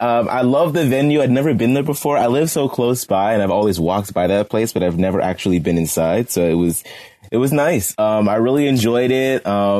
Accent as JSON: {"language": "English", "town": "Pittsburgh", "region": "Pennsylvania", "country": "United States", "tie": "born or raised there", "said": "I had no idea that Russell is also from my hometown, Pittsburgh, where I'm currently recording from."}